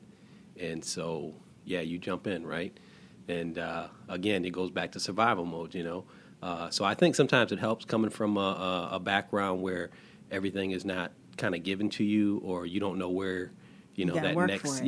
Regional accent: Detroit, Michigan, United States; growing up in Detroit

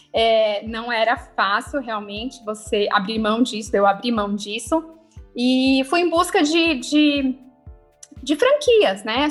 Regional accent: Osasco, São Paulo, Brazil; sou nascida em Osasco.

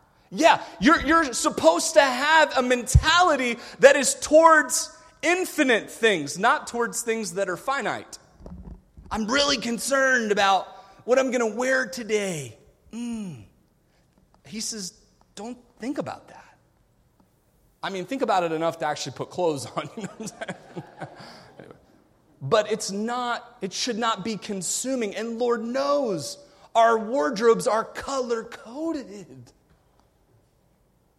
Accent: United States; I grew up in America. I grew up spoiled.

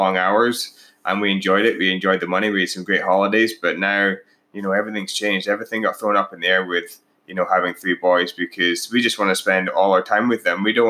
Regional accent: Scotland, United Kingdom; moved away as an adult; now in Canada; I'm actually from Scotland originally. We both now live in Canada.

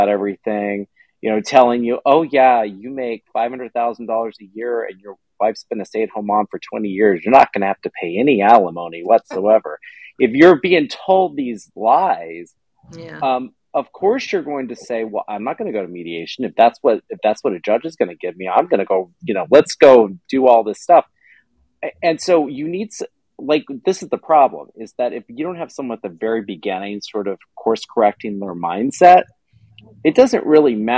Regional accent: Katy, Texas, United States; I grew up in Katy

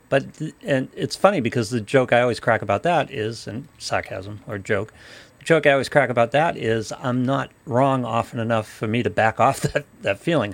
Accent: Ireland; Yes, I'm Irish.

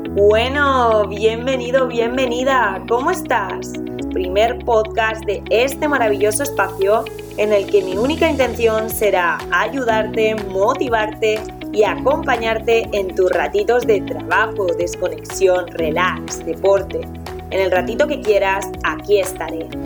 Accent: Zaragoza, Aragon, Spain; tengo 26 años y soy de Zaragoza.

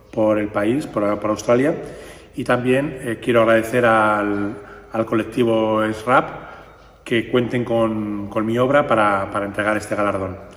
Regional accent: Burgos, Castile and León, Spain; de Burgos.

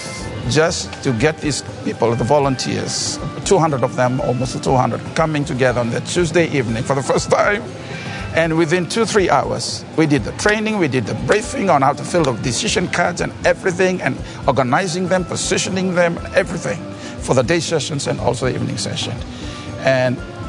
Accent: Fiji; I'm from Fiji.

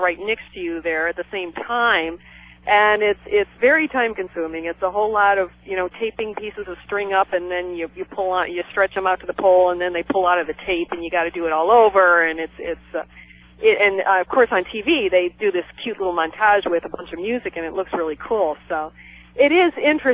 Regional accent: Cleveland, Ohio, United States; moved away as an adult; I'm from Cleveland

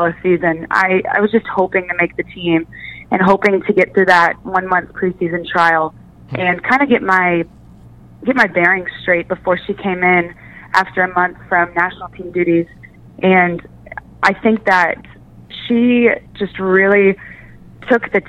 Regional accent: Missouri, United States; I grew up in Missouri

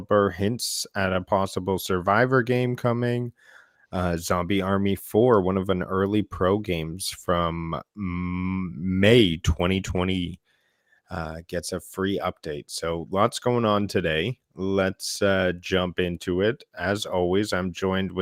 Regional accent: Canada; We are two Canadian gaming enthusiasts

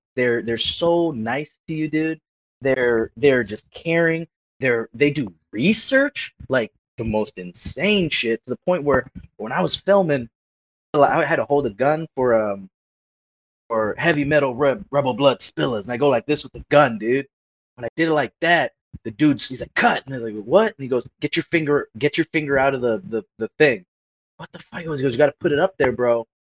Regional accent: Antelope Valley, Los Angeles County, California, United States; I came from the Antelope Valley, the like ass crack of Los Angeles County.

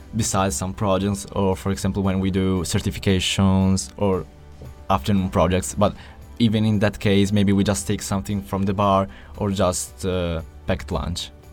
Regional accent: Italy; we're from Italy

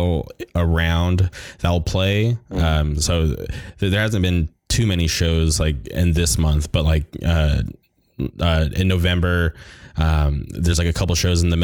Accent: California, United States; growing up in California

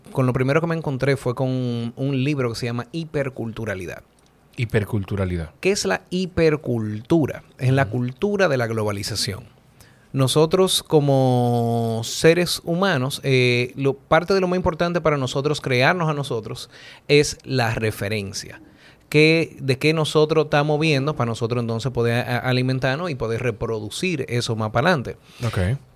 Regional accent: Honduras; Yo soy de Honduras.

